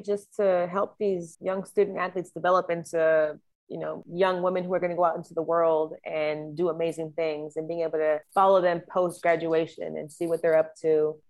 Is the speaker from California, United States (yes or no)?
yes; Santa Cruz County, California, United States; also born or lived in San Diego; now in Philadelphia, United States; I'm from Santa Cruz County. It's like on the beach, whatever, it's nice.